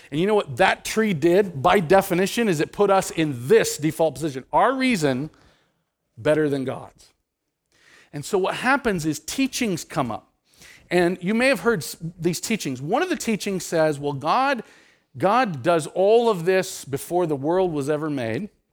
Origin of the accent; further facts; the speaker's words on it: Nebraska, United States; I grew up in Nebraska.